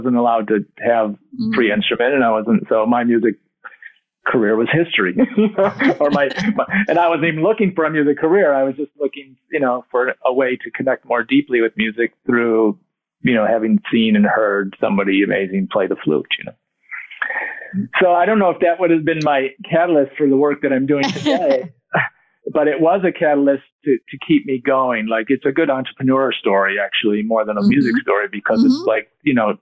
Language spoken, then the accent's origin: English; Detroit, Michigan, United States; We had a family of 9 and we grew up in Detroit